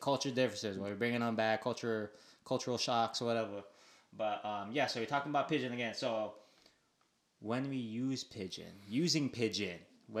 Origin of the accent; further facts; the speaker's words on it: Waianae, Hawaii, United States; being from Waianae, oh my gosh. Okay, I would say growing up in Waianae, pigeon is most likely probably your first language